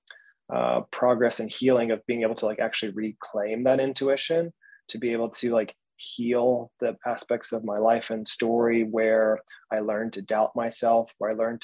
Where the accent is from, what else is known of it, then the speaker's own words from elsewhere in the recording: Georgia, United States; I was raised in Georgia in the Bible Belt of the States. So the South, the good old South